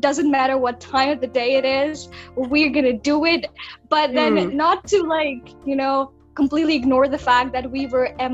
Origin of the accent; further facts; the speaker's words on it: Pakistan; moved away as an adult; now in China; I'm from Pakistan and I'm studying in China